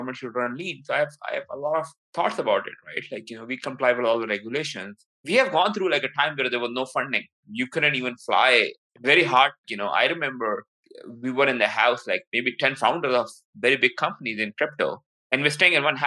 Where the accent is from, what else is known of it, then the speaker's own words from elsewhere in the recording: Pakistan; moved away; I'm from Pakistan